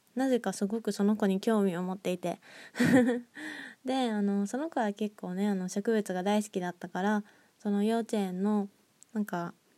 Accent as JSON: {"language": "Japanese", "town": "Nagoya", "region": "Aichi", "country": "Japan", "tie": "born or raised there", "said": "私の出身地は愛知県の名古屋市ですね。"}